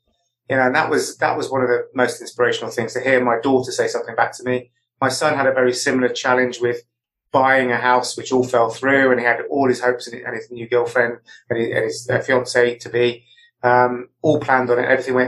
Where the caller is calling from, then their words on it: Chippenham, South West England, United Kingdom; I am in the West Country in Wiltshire in a little town called Chippenham.